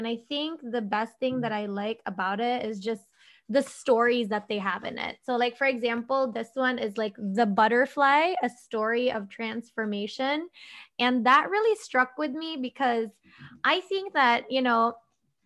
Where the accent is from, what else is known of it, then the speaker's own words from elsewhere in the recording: Philippines; coming from an Asian family, I'm Filipino